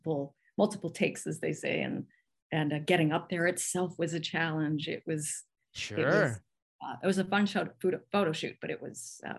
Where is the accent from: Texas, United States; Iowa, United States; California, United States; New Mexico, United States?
California, United States; Santa Monica; And since I'm from Santa Monica, it's like, this is just, I was on Lincoln Boulevard, which is not the boulevard that best represents LA, and especially then.